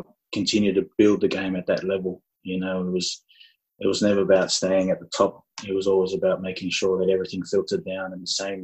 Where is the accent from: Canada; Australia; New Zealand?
Australia; Sydney, New South Wales; I'm born and bred Australian. You know, I was born in Eastwood in Sydney in 1991, lived there my whole life.